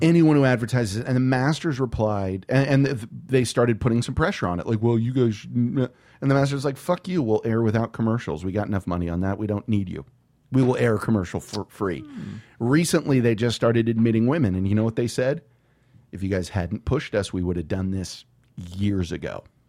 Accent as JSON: {"language": "English", "town": "San Antonio", "region": "Texas", "country": "United States", "said": "I'm from San Antonio"}